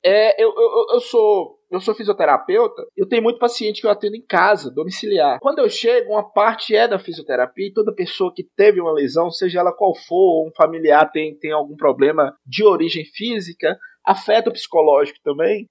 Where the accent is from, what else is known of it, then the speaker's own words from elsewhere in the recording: Monte Azul, Minas Gerais, Brazil; eu sou de Monte Azul, Minas Gerais, extremo norte de Minas